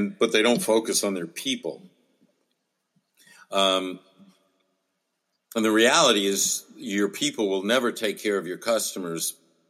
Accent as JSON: {"language": "English", "country": "United States"}